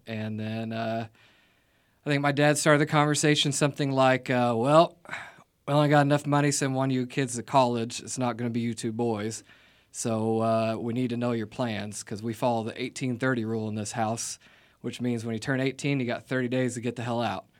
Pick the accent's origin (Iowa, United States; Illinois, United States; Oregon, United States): Illinois, United States; Vienna; moved away; I grew up in Vienna, Illinois. It's a, um, small town in, um, what I would call southernmost Illinois